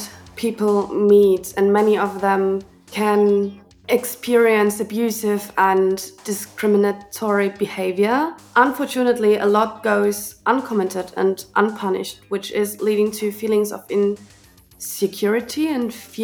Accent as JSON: {"language": "English", "town": "Chemnitz", "region": "Saxony", "country": "Germany", "tie": "born or raised there", "said": "from Club Atomino in Chemnitz. I was born here and I was raised here"}